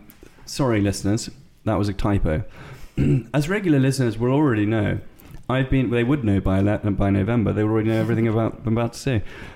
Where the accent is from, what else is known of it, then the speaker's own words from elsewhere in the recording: London, United Kingdom; I was born in Hammersmith, mate. Hammersmith.